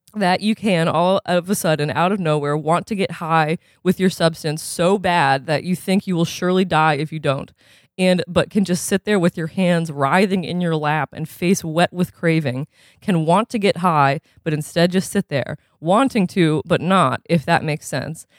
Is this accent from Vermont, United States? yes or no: yes; Burlington, Vermont, United States; I'm from Burlington, Vermont, a four hour drive from Boston